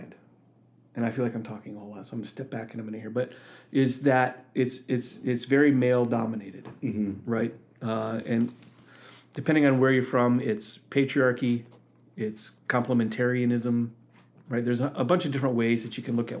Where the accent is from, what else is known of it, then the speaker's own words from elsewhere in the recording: Wheaton, Illinois, United States; now in Michigan, United States; I grew up in Wheaton, Illinois